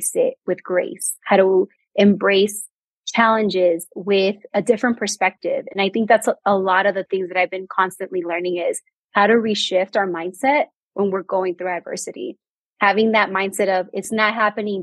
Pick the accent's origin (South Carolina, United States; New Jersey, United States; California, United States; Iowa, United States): California, United States; Bay Area; moved away as an adult; now in New Mexico, United States; I am a Bay Area native